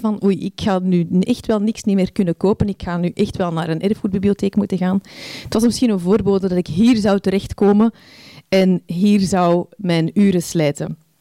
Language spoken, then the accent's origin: Dutch; Antwerp, Flanders, Belgium; moved away as an adult; zes jaar geleden verhuisden wij terug naar, naar mijn thuisstad Antwerpen.